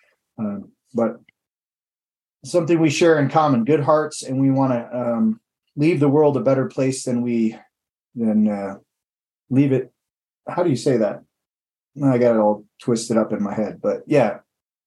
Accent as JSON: {"language": "English", "region": "Michigan", "country": "United States", "tie": "born or raised there", "moved": "yes", "said": "I'm going to visit my family back in Michigan for a little family reunion. That's where I grew up in Michigan"}